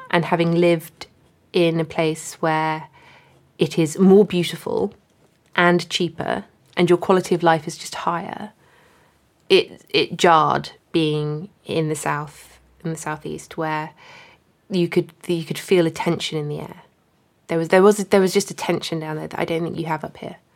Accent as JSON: {"language": "English", "country": "Hong Kong", "tie": "born or raised there", "lives_now": "United Kingdom", "said": "Hong Kong."}